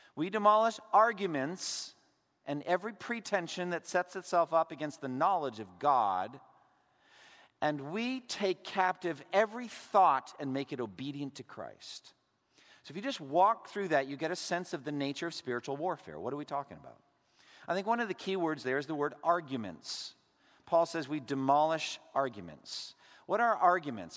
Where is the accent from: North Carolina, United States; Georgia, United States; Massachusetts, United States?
Massachusetts, United States; my home state, Massachusetts